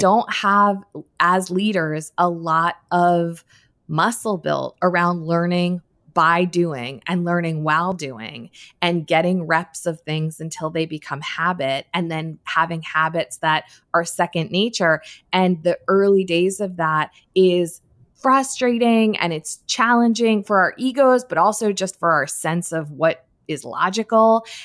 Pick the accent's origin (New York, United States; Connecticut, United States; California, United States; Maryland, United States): Connecticut, United States; Darien; I grew up in Connecticut, in a town called Darien